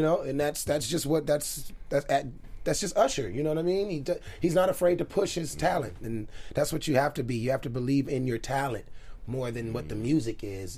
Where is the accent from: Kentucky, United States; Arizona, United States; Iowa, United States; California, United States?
California, United States; Los Angeles; born and raised in South Central Los Angeles